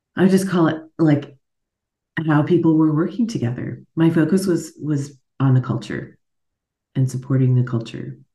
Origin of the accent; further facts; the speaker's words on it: Alaska, United States; accent: American; moved away as an adult; now in Munich, Germany; as you can hear from my accent, I'm an American. took me a long time to admit that because I grew up in Alaska